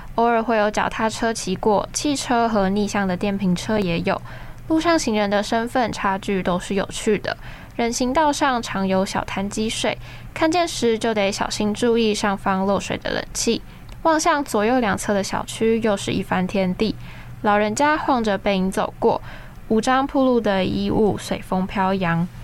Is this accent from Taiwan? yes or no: yes; southern Taiwan, Taiwan; 我就是南部人嘛